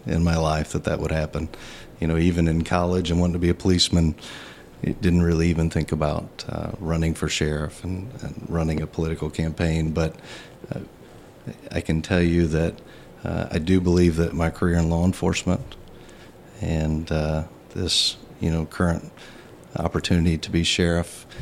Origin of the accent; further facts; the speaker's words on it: Danville, United States; I grew up here in Danville and graduated from Danville High School in 1992